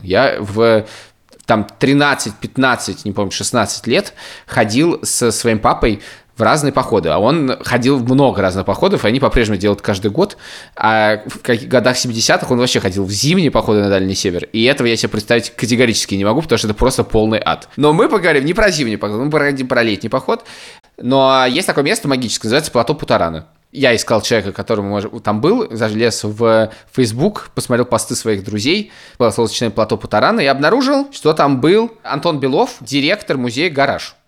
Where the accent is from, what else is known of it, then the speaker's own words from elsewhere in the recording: Moscow, Russia; moved away as an adult; now in Riga, Latvia; это же Москва, родной город, я в нем не живу